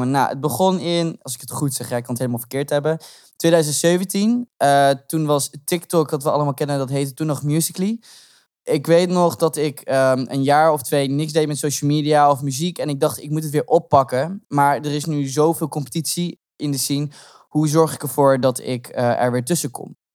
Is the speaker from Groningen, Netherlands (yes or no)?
yes; Groningen, Netherlands; Ja, ik kom uit Grun.